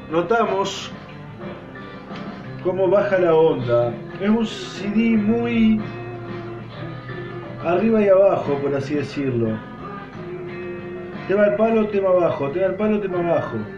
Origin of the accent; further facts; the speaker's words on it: Argentina; Sé que no todos son yanqui, pero bueno, es como que a nosotros nos digan que todos somos porteños.